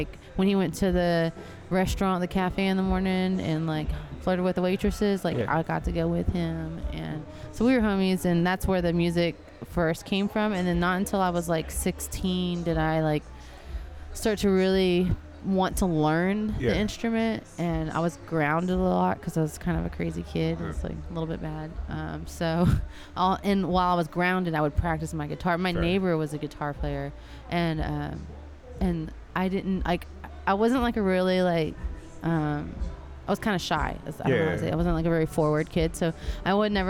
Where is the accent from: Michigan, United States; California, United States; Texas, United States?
Texas, United States; Temple; also born or lived in Gatesville, Texas; I grew up in Temple, Belton area until I was in high school, and then I moved to Gatesville